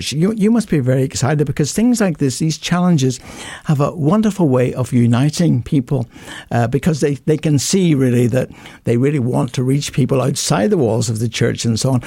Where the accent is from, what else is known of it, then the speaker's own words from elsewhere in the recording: Ireland; I'm Irish